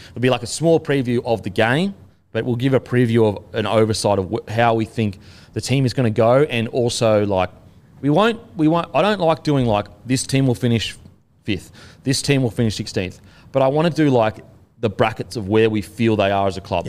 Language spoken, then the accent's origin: English; Australia; being an Aussie